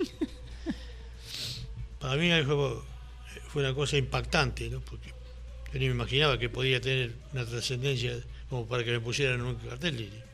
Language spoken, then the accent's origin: Spanish; Villa María, Córdoba, Argentina; moved away as an adult; now in Colombia; me he ido a mi pueblo, a mi ciudad, Villa María, Córdoba